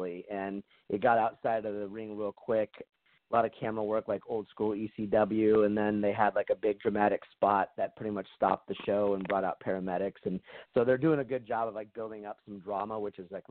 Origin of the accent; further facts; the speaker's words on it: Portland, Oregon, United States; in my hometown, a suburb of Portland